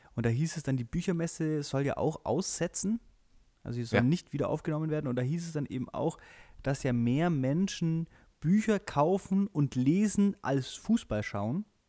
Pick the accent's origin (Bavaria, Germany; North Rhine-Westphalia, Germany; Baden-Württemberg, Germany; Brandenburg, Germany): Bavaria, Germany; Friedberg; ich bin in Friedberg groß geworden, das ist so ein, so ein kleines äh, Kaff zwischen, zwischen München und äh, Augsburg.